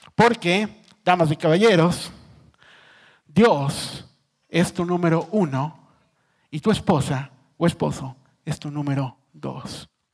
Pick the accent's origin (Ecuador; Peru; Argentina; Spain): Ecuador; yo soy ecuatoriano